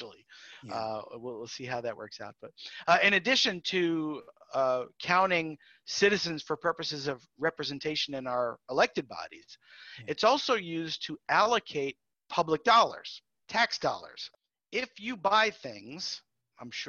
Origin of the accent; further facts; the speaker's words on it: New York City, New York, United States; also born or lived in Minnesota / Nacogdoches, Texas; now in Texas, United States; I'm from New York City originally